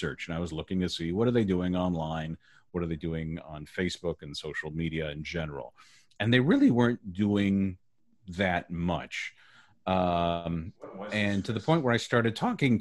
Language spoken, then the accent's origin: English; Southern California, United States; I grew up in Southern California, went to college in Southern California at USC